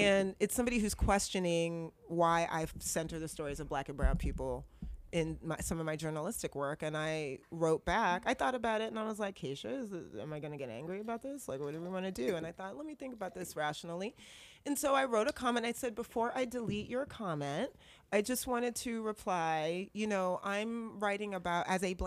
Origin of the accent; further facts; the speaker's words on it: Berkeley, California, United States; I grew up in Berkeley.